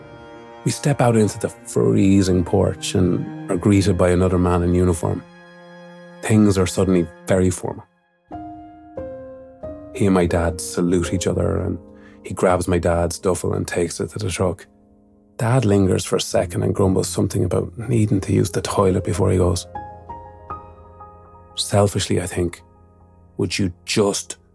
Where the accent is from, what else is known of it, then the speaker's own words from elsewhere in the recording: Mullingar, Leinster, Ireland; my hometown of Mullingar